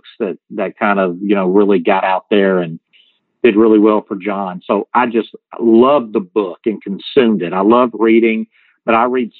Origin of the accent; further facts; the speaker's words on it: the South, United States; accent: Southern; you can tell by my accent, I'm from the South